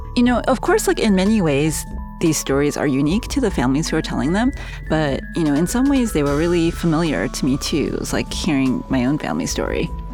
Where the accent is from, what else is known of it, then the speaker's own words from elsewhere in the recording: New York, United States; moved away as an adult; also born or lived in Seoul, South Korea; I was born in Seoul, South Korea, and I immigrated to the States um, when I was really little and grew up in New York